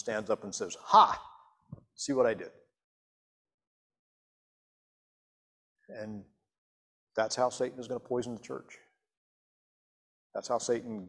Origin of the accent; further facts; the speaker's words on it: Montgomery, United States; when Susan and I were growing up in Montgomery